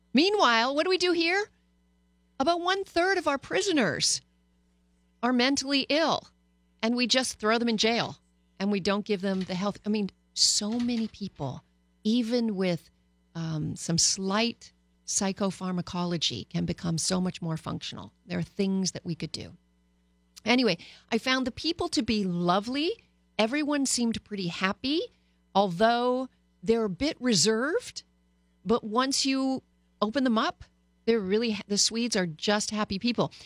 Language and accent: English; Canada; moved away; also born or lived in Paris, France; I was born and bred in Canada